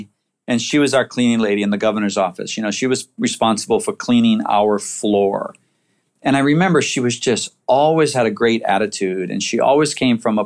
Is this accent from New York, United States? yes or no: no; Waianae, Hawaii, United States; I grew up in Waianae